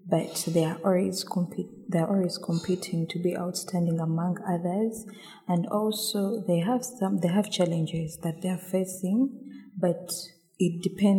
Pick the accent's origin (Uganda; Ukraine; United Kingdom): Uganda; growing up in Uganda